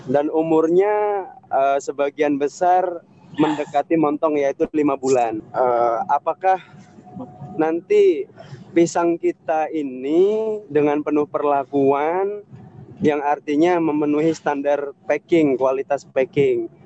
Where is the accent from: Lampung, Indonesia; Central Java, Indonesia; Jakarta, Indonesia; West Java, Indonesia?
Lampung, Indonesia; Metro; Eh, saya dari Lampung, tepatnya di Metro, Bapak Ibu.